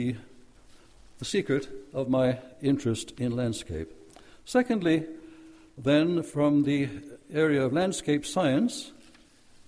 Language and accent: English; Wales, United Kingdom; also born or lived in Norway; I was taken from Wales, my birthplace, to Norway for a summer holiday with my Norwegian relatives. This summer holiday turned into a 6-year stay in Nazi-occupied Norway